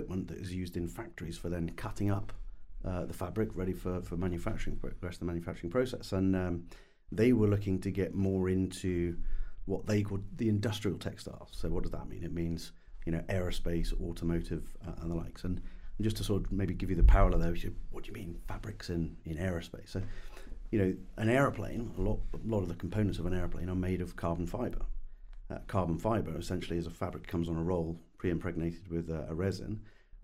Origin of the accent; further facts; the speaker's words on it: United Kingdom; accent: English; also born or lived in United States; as a Brit in the US 20 years ago